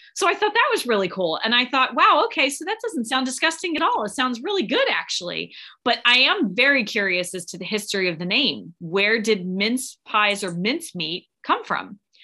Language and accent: English; Philadelphia, Pennsylvania, United States; growing up where I grew up in Philadelphia